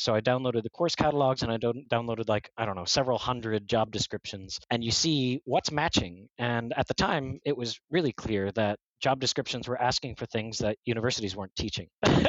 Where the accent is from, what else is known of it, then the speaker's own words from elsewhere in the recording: Oklahoma, United States; born there; I was born in Oklahoma, man. I never left the States prior to that. You know, I didn't speak any languages.